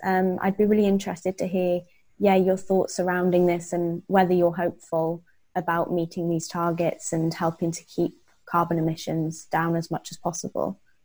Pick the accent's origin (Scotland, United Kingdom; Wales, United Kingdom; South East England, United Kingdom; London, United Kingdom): Wales, United Kingdom; because I grew up in Wales, um, in quite a rural part of Wales